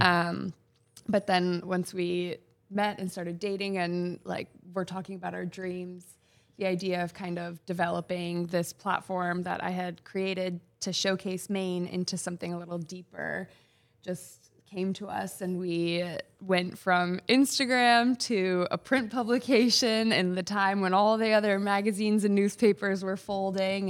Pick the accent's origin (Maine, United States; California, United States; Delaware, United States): Maine, United States; Freeport; I grew up in Freeport